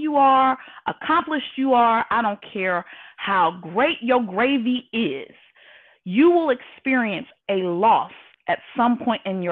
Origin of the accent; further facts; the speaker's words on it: Indianapolis, Indiana, United States; moved away as an adult; now in Houston, United States; from Indianapolis, Indiana, living now in Houston, Texas